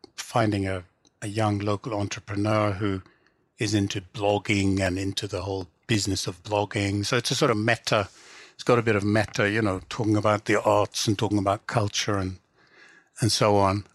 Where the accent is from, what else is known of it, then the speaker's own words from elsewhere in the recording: England, United Kingdom; first language English; I grew up in England and because I always wrote in English, it's kind of more my native language than Swedish